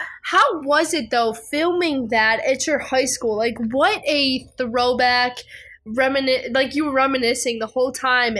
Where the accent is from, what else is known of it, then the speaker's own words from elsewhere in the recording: Cleveland, Ohio, United States; I'm actually from Cleveland, Ohio